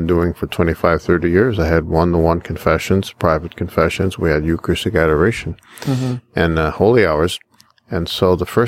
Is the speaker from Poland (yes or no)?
no; United States; I'm just an American priest